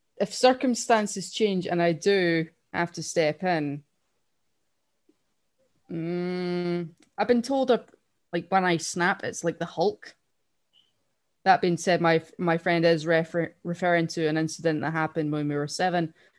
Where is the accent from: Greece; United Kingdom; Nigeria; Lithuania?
United Kingdom; Scotland; I'm Scottish.